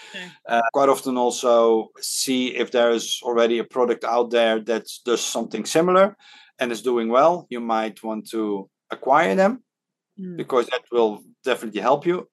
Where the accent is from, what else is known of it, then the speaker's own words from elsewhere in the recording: Netherlands; first language Dutch; English is a second language; now in Hong Kong; when I was growing up in the Netherlands